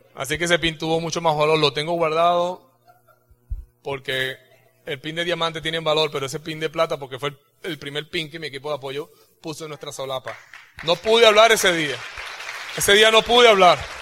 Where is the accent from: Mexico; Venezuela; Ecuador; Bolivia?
Venezuela; moved away; cuando yo tenía 17 años, yo presenté en tres, en tres organismos de, los, militares allá en, esta, en, Venezuela